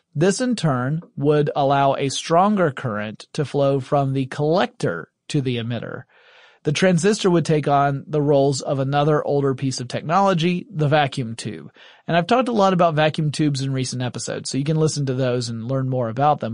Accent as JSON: {"language": "English", "region": "Deep South", "country": "United States", "said": "I'm from the Deep South in the United States"}